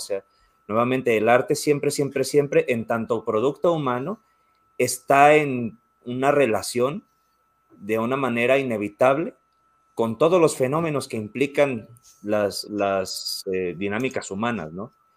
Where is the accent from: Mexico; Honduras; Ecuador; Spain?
Mexico; yo soy mexicano